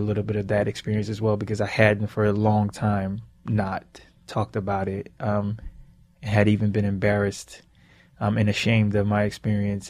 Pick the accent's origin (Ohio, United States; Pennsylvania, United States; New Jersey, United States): Pennsylvania, United States; Philadelphia; growing up in Philly and growing up in the inner city